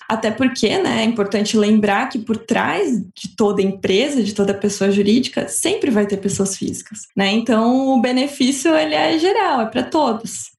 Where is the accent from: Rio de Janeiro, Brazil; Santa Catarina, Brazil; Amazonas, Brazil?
Santa Catarina, Brazil; Blumenau; eu sou natural de Blumenau, Santa Catarina